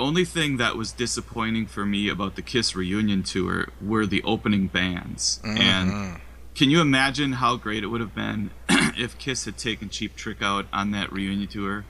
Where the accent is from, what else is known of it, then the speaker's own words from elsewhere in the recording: Wisconsin, United States; accent: Wisconsin; my Wisconsin accent.